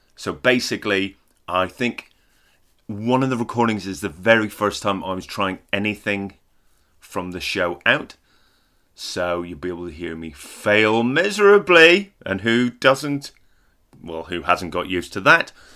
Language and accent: English; Northern Ireland, United Kingdom; I am Northern Irish.